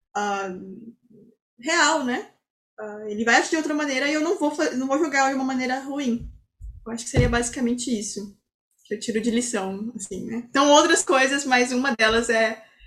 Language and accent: Portuguese; Brazil; nós que somos brasileiros